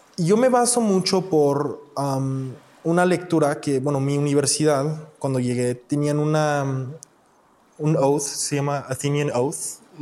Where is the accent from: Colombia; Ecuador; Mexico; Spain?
Mexico; now in United States; yo nací en México, yo soy de México